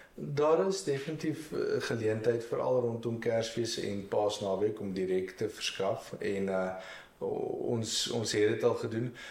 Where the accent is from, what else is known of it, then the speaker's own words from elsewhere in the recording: Marquard, Free State, South Africa; also born or lived in United States; ek het ek het in die dorp groot geword